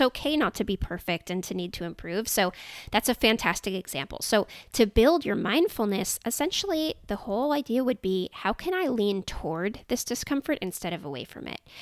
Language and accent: English; Silicon Valley, California, United States; I grew up in Silicon Valley